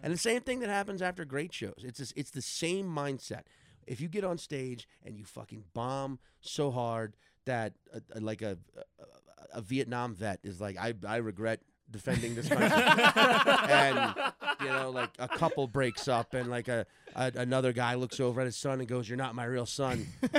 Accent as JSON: {"language": "English", "town": "New Orleans", "region": "Louisiana", "country": "United States", "tie": "born or raised there", "said": "because I started in New Orleans, right?"}